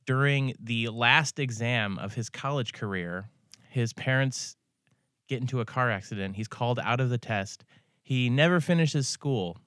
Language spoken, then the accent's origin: English; Ithaca, New York, United States; now in Seattle, United States; I'm from Ithaca